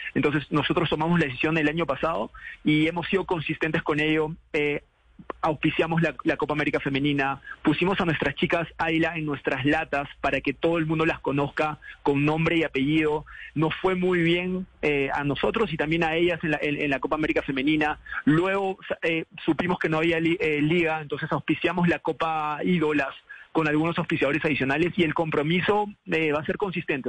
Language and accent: Spanish; Peru; now in Colombia; siendo peruano